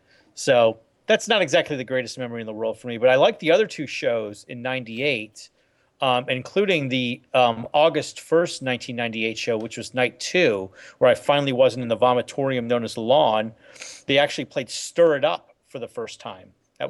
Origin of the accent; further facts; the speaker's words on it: Connecticut, United States; I was actually born in Connecticut, so this is like me like using my Indian card where I can make fun of things where I'm from, and you can't claim anything. So I'm from Connecticut